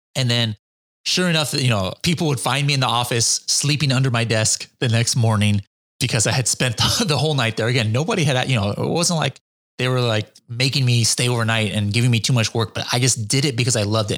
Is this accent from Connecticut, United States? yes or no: no; Orange County, California, United States; also born or lived in Japan; I was born here in Orange County, California in the nineteen seventies